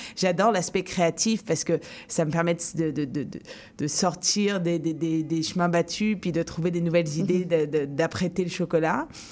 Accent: France; now in Montreal, Canada; en tant que Français

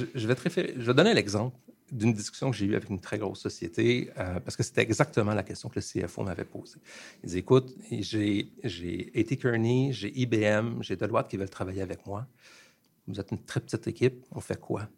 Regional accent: Montreal, Quebec, Canada; also born or lived in Plateau-Mont-Royal, Montreal; je suis quelqu'un de un produit de Montréal, de Ville-Saint-Laurent. J'ai grandi à Ville-Saint-Laurent.

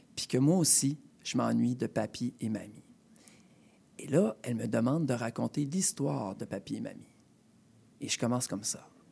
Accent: Rimouski, Quebec, Canada; moved away as an adult; also born or lived in Montreal / Saint-Vincent-de-Paul, Laval; now in Laval, Canada; je suis déménagé de Rimouski, ma terre natale, du bas du fleuve

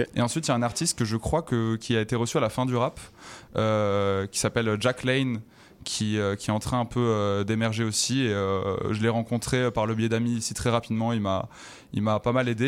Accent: Toulouse, Occitania, France; moved away as an adult; now in Montreal, Canada; je viens de Toulouse, sinon avant en France

